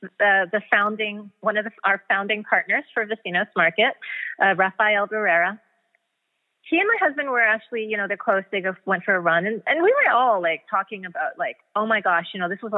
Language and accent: English; Vancouver, British Columbia, Canada; moved away as an adult; also born or lived in Bermuda; now in Miami, United States; I was born and raised in Vancouver, Canada.